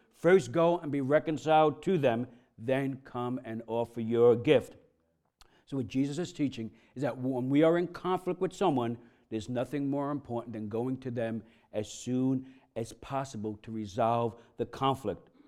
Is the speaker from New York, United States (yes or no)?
yes; New York, United States; I'm from New York, I'm Italian